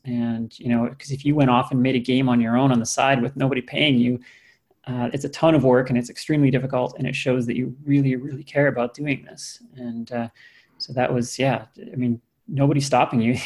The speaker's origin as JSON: {"language": "English", "country": "Canada", "moved": "yes", "lives_now": "United States", "said": "I have a U.S. green card, but uh, I am Canadian"}